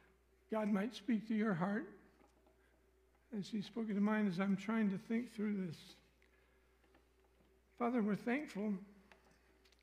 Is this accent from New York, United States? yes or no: no; Missouri, United States; I'm from Missouri